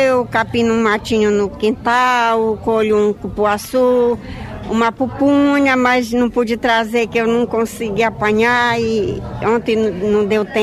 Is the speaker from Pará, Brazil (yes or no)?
yes; Alenquer, Pará, Brazil; Mas já trabalhei, vim da roça, do Beiradão daí do, do, da comunidade no tempo de Alenquer, né? Meu princípio foi na lavoura.